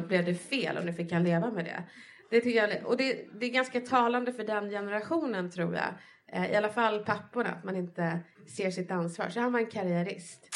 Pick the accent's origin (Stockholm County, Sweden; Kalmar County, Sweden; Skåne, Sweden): Stockholm County, Sweden; Stockholm; Jag är uppväxt i Bredäng utanför stan